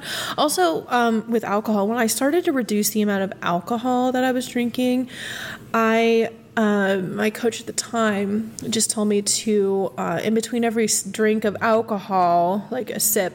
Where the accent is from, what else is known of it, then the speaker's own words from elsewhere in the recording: Midwest, United States; I'm from the Midwest